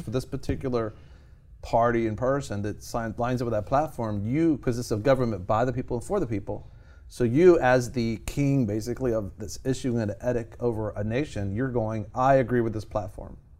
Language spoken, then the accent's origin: English; United States; born in America